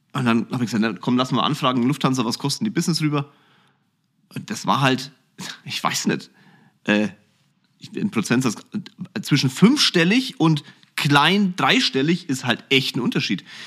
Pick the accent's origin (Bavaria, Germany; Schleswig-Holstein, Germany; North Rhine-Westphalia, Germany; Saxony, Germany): Bavaria, Germany; Kulmbach; ich bin aufgewachsen in Kulmbach, einem wirklich süßen kleinen Städtchen